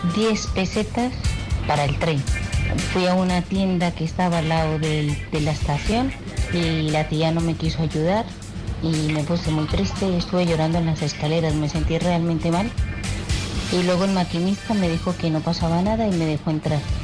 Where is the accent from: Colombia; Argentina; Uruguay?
Colombia; now in Bilbao, Spain; Yo soy colombiana y recién llegada a Bilbao